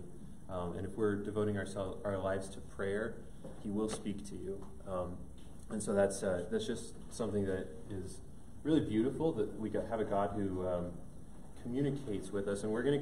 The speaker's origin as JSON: {"language": "English", "town": "Thornton", "region": "Colorado", "country": "United States", "tie": "born or raised there", "said": "I grew up in Denver, up in Thornton, so not too far away, born and raised"}